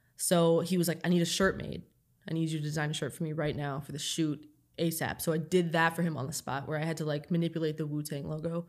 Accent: Toledo, Ohio, United States; moved away as an adult; also born or lived in Long Island; I grew up in Toledo

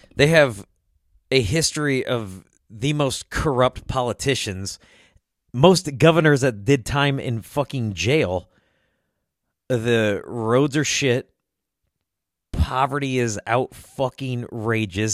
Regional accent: Illinois, United States; I was born and raised in Illinois

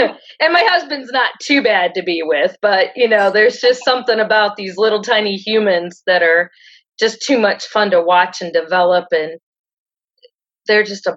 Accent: Greenwich, Ohio, United States; now in Shelby, United States; I grew up in Greenwich, Ohio, which is a little bitty town.

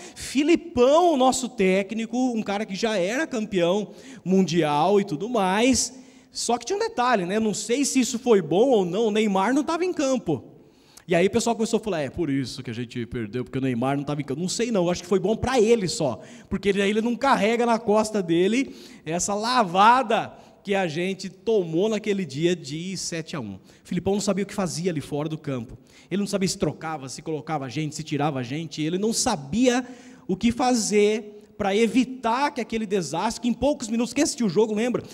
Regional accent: Brazil; nós, como brasileiros

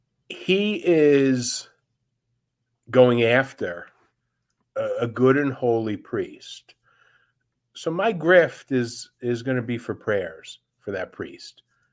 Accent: New York, United States; I know you may find this hard to believe, but I'm a New Yorker.

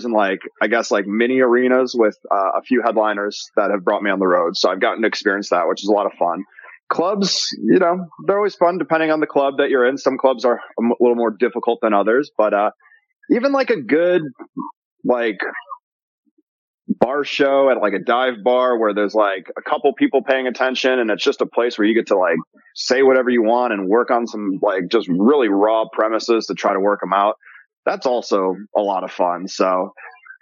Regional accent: Chicago, Illinois, United States; also born or lived in Los Angeles; now in Las Vegas, United States; I'm originally from Chicago

